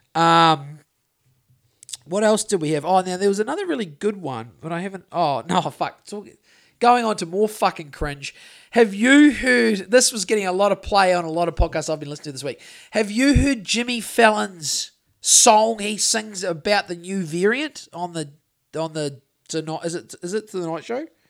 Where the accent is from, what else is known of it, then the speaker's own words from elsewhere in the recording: New Zealand; growing up in Great Mountain in the nineties